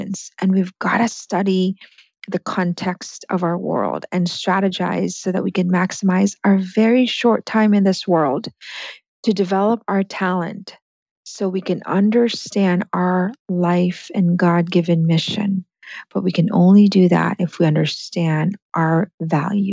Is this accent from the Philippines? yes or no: yes; Philippines; English is a second language; moved away; I came from the Philippines, and that's a neurological wiring in that my language wasn't my first language.